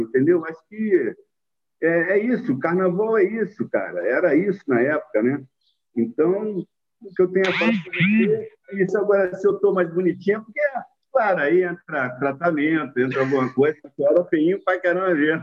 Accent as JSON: {"language": "Portuguese", "region": "Rio de Janeiro", "country": "Brazil", "also_born_or_lived": "Rio Grande do Sul", "moved": "as an adult", "said": "eu não sou carioca, não, eu sou carioche"}